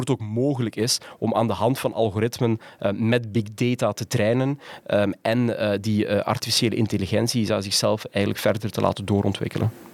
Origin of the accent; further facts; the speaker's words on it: Ghent, Flanders, Belgium; moved away as an adult; also born or lived in Rotterdam / Tilburg / Utrecht; Ik kom uit Gent